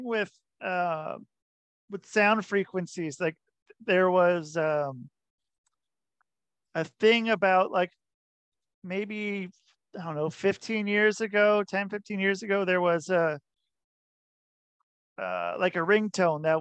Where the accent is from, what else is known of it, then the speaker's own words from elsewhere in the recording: Oregon, United States; now in New York, United States; I'm from Oregon